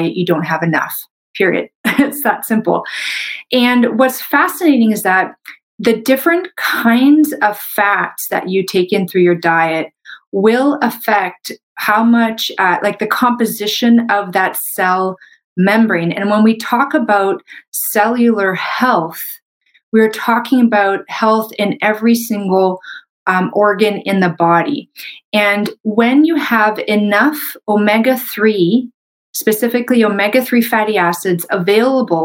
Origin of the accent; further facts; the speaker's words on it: Canada; I'm a Canadian medical doctor